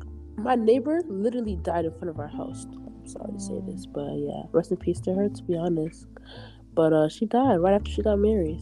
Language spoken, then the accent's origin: English; Chicago, Illinois, United States; moved away as an adult; now in Boston, United States; I'm from Chicago.